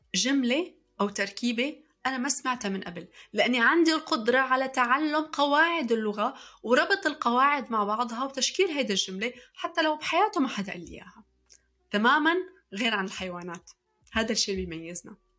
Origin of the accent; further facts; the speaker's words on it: Syria; also born or lived in Saudi Arabia; now in Montreal, Canada; في سنة 1998 كان اختيار اللغة الثانية في سوريا بالقرعة تماما مثل ما سمعتوا أنا شخصيا سحبت ورقة من كيس وكان مكتوب عليها إنجليزي